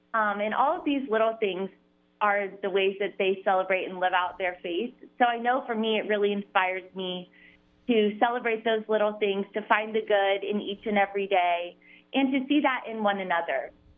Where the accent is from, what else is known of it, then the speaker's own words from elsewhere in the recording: Cincinnati, Ohio, United States; I'm from Cincinnati, so I went to an all-girls Catholic school there, Ursuline Academy, and then right to Catholic college at Xavier University.